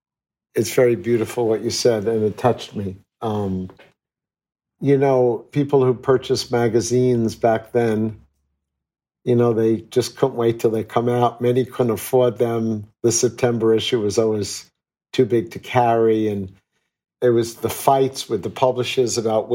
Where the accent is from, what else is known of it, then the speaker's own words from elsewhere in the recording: New York City, New York, United States; I was acting as a New Yorker, respecting and demonstrating the values of our great city.